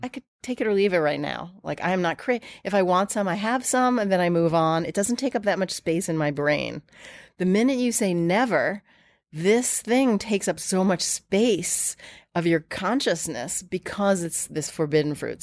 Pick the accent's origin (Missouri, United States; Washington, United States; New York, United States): New York, United States; I grew up here in New York